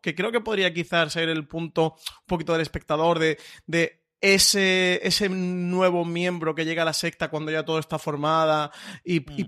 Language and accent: Spanish; Spain; nosotros como público español